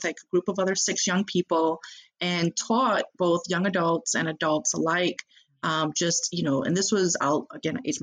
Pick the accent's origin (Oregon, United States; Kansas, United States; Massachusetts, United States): Massachusetts, United States; Boston; moved away as an adult; now in Chicago, United States; my home state, hometown of Boston, Massachusetts